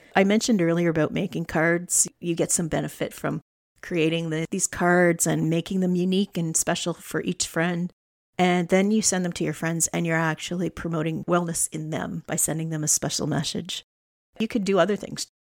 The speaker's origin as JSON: {"language": "English", "region": "Alberta", "country": "Canada", "tie": "born or raised there", "moved": "yes", "lives_now": "Nova Scotia, Canada", "said": "I'm a flatlander. I was born in Alberta. I grew up on the prairies."}